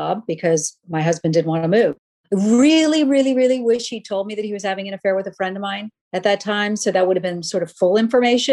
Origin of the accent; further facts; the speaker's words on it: Charleston, South Carolina, United States; moved away as an adult; also born or lived in New York; I want to see if I can make it in New York from Charleston